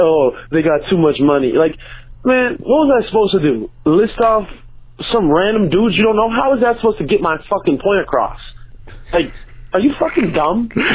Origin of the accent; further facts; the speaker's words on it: Connecticut, United States; I'm from Connecticut